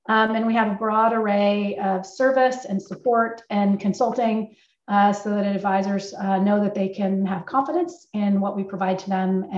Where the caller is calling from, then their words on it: Northern California, United States; also born or lived in Montclair, New Jersey; I am calling in from Northern California. AssetMark's headquartered in Concord, California, and I live about 20 minutes away.